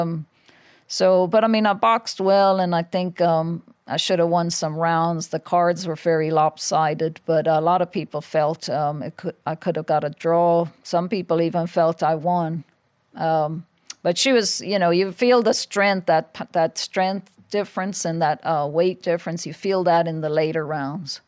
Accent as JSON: {"language": "English", "country": "Ireland", "moved": "yes", "said": "I'm probably the only world champion in history that's not allowed to fight in their own country"}